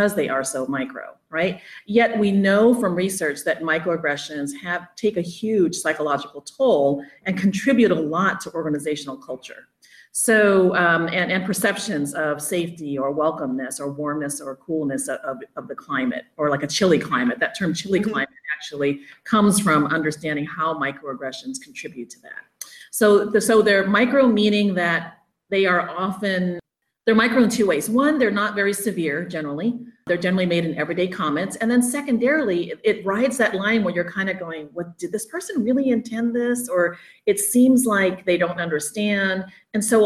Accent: Oakland, California, United States; moved away as an adult; also born or lived in Arizona / Oklahoma / Michigan / Hayward, California; I grew up in Oakland and Hayward area here in the Bay Area

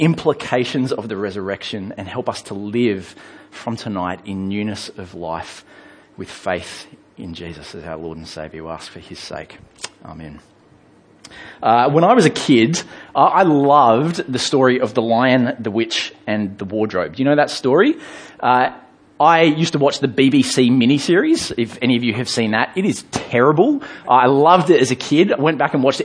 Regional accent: England, United Kingdom; I grew up in England

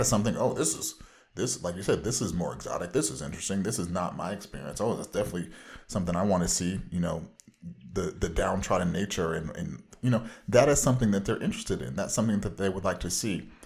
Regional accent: Orange County, Southern California, United States

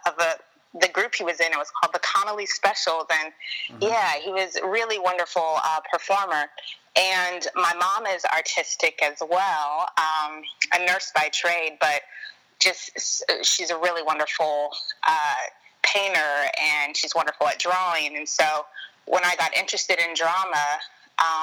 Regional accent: Atlanta, Georgia, United States; moved away as an adult; also born or lived in Decatur, Georgia / North Carolina / New Orleans / San Francisco; now in New York, United States; So I am originally from Decatur, Georgia. Grew up in Atlanta, spent my entire life there until college

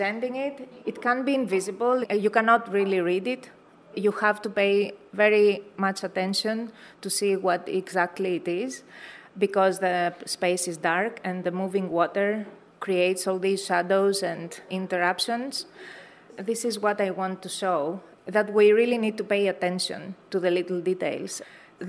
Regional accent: Greece; moved away; also born or lived in San Francisco; I'm coming from an island in Greece, it really feels home

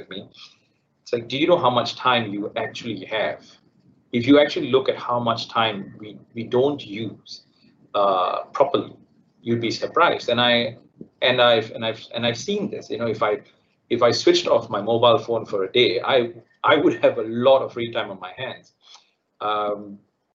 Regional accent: Malaysia; also born or lived in United Kingdom; being a Malaysian, the added benefit of when we studied in the UK and returned home

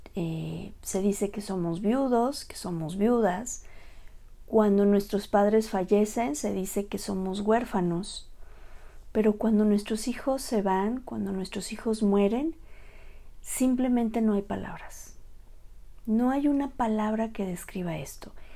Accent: Mexico; Soy la primera mexicana en ser asesora en duelo gestacional y perinatal

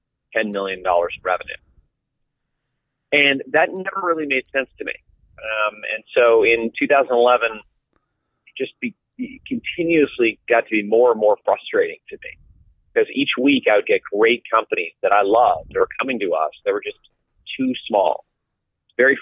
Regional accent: Vermont, United States; my home state of Vermont

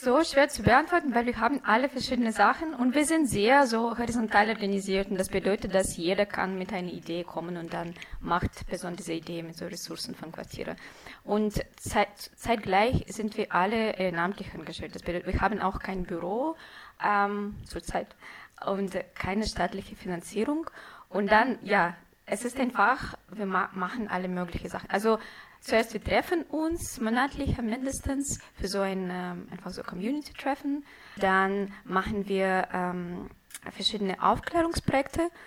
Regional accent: Chelyabinsk, Chelyabinsk Oblast, Russia; German is a second language; moved away as an adult; now in Berlin, Germany; ich wurde in Chelyabinsk geboren, es ist im Ural

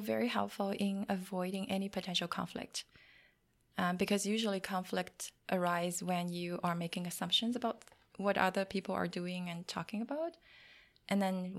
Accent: China; English is a second language; moved away; I came from China many years ago, and there's a big cultural difference between what we do in China and what we do here.

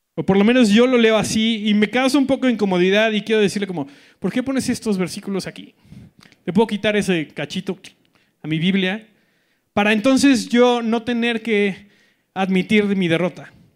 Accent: Colima, Mexico; moved away; soy del, del gran estado de Colima

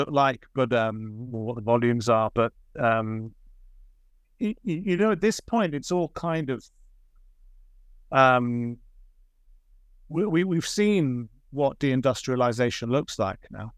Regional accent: Oxford, South East England, United Kingdom; born or raised there

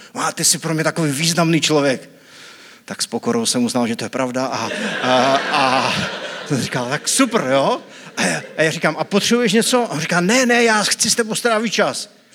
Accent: Bratřejov, Zlín Region, Czechia; jsem z Bratřejova, to je taková vesnička u Vizovic

